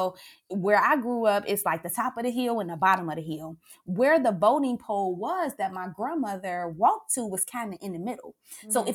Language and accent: English; Cincinnati, Ohio, United States; moved away as an adult; also born or lived in Maryland; I grew up in Winton Terrace